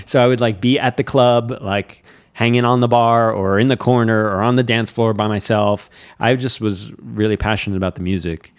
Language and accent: English; Fort Lauderdale, Florida, United States; moved away as an adult; also born or lived in Miami / New York City; now in Catskills, United States; I grew up in South Florida, and I, I had a pretty sheltered, uh, childhood.